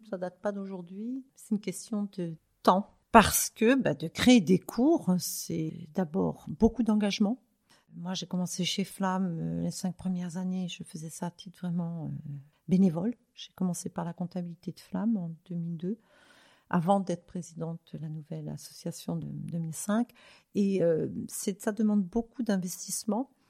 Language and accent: French; France; now in Zurich, Switzerland; Moi, j'ai la double nationalité. Euh, bon, bien que je, sois originaire donc de France